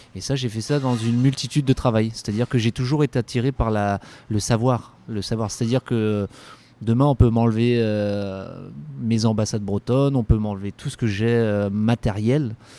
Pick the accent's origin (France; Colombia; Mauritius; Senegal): France; Callac, Brittany; also born or lived in Guingamp / Loudéac / Saint-Brieuc / Marseille; now in Brest, France; c'est une enfance très heureuse que j'ai eue à Calac